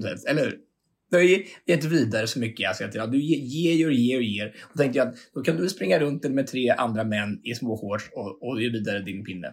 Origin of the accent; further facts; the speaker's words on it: Hallsberg, Örebro County, Sweden; Jag är hemma i Hallsberg